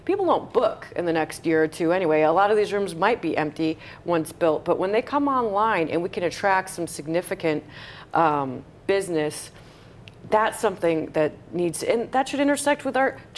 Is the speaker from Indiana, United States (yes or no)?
yes; Indiana, United States; I was from Indiana